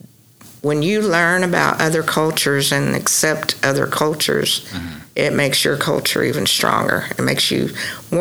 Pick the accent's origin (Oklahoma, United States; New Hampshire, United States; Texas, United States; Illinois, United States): Oklahoma, United States; Ada; I'm originally from the Ada area. Went to school at Stonewall and college at East Central State University. So I've always been around this area.